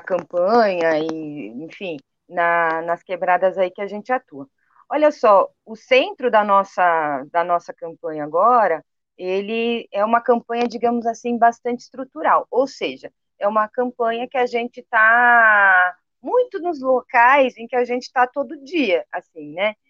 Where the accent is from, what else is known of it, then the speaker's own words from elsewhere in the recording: Capão Redondo, São Paulo, Brazil; eu sou aqui do Capão Redondo